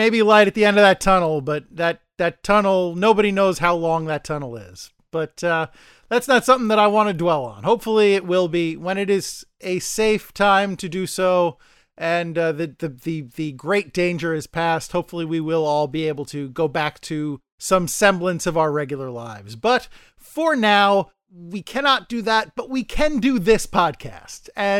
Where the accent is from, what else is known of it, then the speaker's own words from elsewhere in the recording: New York City, New York, United States; I mean, as a New Yorker, any day you don't have to go on the MTA is by default a good day.